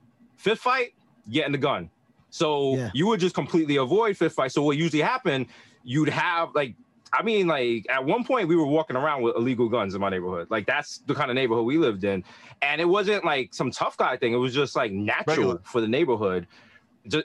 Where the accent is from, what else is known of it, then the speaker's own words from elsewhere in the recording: New York City, New York, United States; growing up in the Bronx, it was just like, you're kind of growing up in the hood